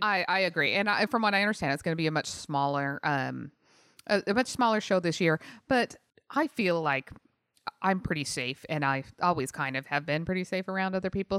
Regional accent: Utah, United States; moved away; also born or lived in San Jose; I grew up in Utah

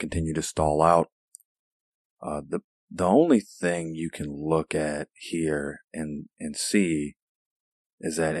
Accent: Illinois, United States; here in my home state of Illinois

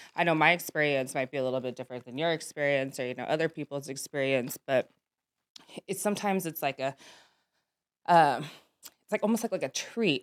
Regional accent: Sacramento, California, United States; I'm from, uh, Sacramento

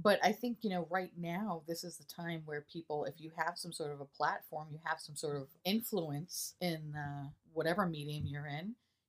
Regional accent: New York City, New York, United States; I grew up in New York City. I grew up in Queens. I grew up having a lot of friends of all different backgrounds and ethnicities

